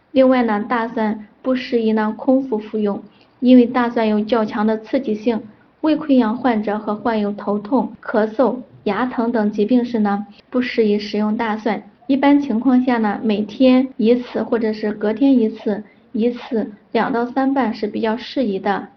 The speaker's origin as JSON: {"language": "Chinese", "region": "Henan", "country": "China", "also_born_or_lived": "Zhengzhou", "said": "我们河南人"}